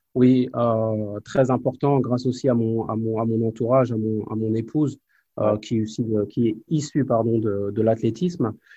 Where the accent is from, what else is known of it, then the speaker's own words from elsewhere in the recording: Évreux, Normandy, France; moved away as an adult; also born or lived in Nancy / Spain / Málaga / Charleroi; je suis d'Évreux, moi, du quartier de la Madeleine